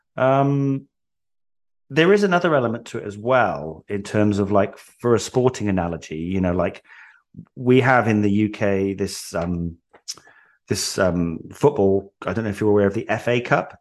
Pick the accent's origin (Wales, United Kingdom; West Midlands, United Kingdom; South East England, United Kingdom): Wales, United Kingdom; moved away as an adult; now in England; I was born in England, but I moved to Wales when I was three. So I, I grew up in Wales.